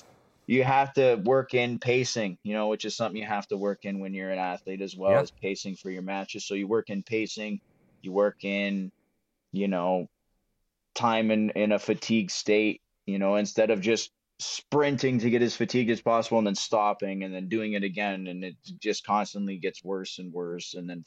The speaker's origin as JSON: {"language": "English", "town": "Windsor", "region": "Ontario", "country": "Canada", "tie": "born or raised there", "said": "I grew up in Windsor"}